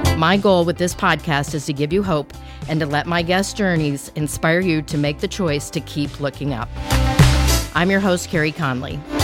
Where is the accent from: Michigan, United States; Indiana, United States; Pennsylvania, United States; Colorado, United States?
Colorado, United States; I'm from Colorado